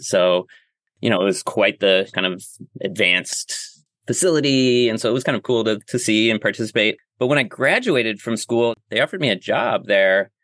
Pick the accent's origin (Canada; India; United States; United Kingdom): United States; Rochester, New York; moved away as an adult; also born or lived in San Francisco / Grass Valley; now in Hudson Valley, United States; I actually grew up in Western New York, which is like closer to Ohio than uh, New York City. But um, yeah, born and raised in Rochester, up on the Great Lake Ontario